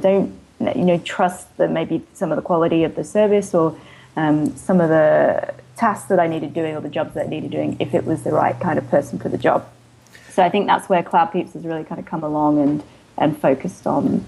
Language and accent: English; Australia; accent: hybrid; also born or lived in England; now in San Francisco, United States; because I was born in England and then moved to Australia when I was 10. And so I'm a dual citizen and then lived in Australia for most of my life. Before moving to San Francisco.